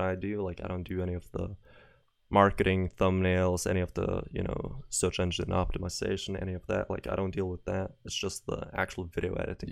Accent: Norway; I'm not from America, I'm from, from Norway.

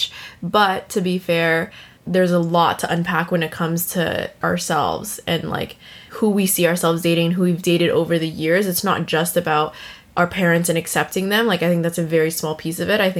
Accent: United States; now in Vancouver, Canada; growing up in America

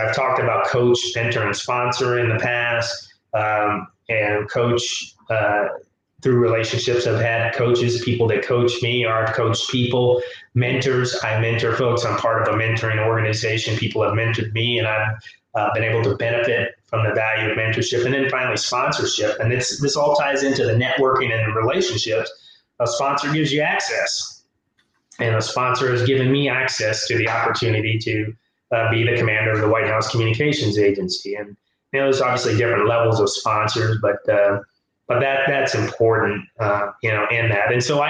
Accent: Tuskegee, Alabama, United States; born there; So I'm a military brat. My father was in the service. And I was born in Tuskegee, Alabama. My parents are from a small town.

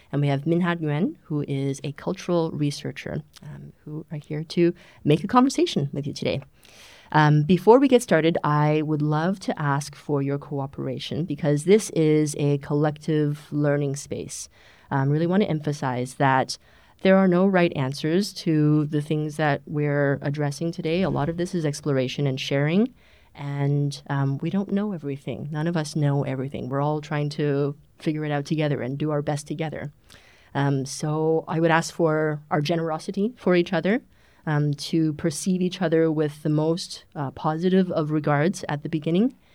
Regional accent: Canada; also born or lived in China; now in Germany; I am a serial immigrant. I was born in China, grew up in Canada, grew up in English Canada and French Canada, and I came to Germany nearly 10 years ago.

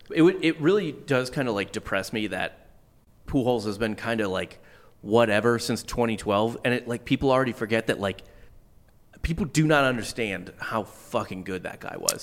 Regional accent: St. Louis, Missouri, United States; moved away; I grew up in Saint Louis

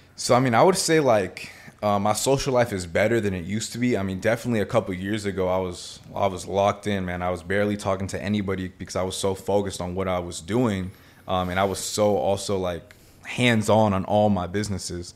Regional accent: Miami, Florida, United States; I was born in Miami. My family's from Nicaragua, though

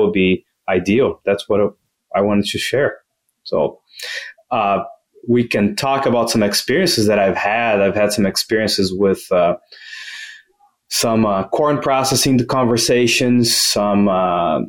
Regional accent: Brazil; moved away as an adult; also born or lived in Louisiana, United States / New Hampshire, United States; now in United States; I am originally from Brazil

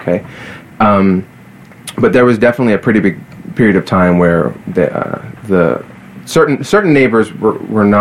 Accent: Palmyra, New Jersey, United States; moved away; also born or lived in Kensington, Philadelphia; I grew up in Palmyra, New Jersey

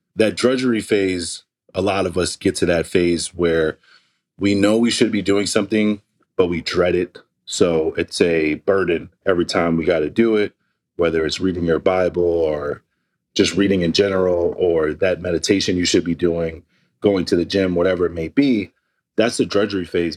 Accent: New York City, New York, United States; I grew up in East Flatbush, where the next meal was whatever the next meal was.

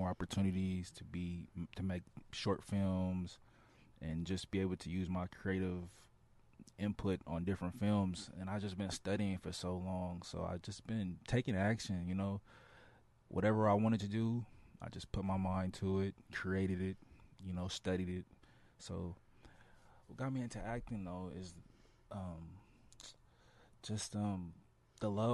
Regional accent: Oakland, California, United States; also born or lived in Los Angeles; I grew up in the Bay Area, Oakland, California.

